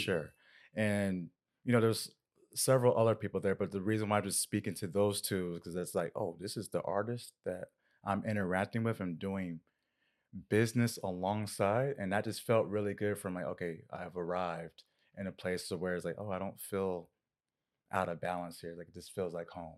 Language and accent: English; Winter Park, Florida, United States; moved away; where I grew up in Winter Park.